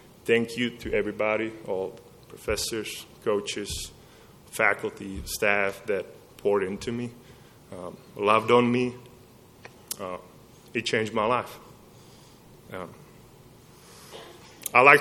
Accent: Czechia; moved away as an adult; now in Lubbock, United States; I came from Czech Republic, from a culture that's completely different than Lubbock, Texas

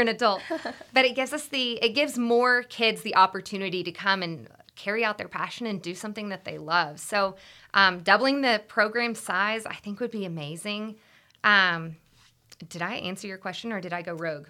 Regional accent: Austin, Texas, United States; I actually grew up in Austin. I'm born and raised in Austin

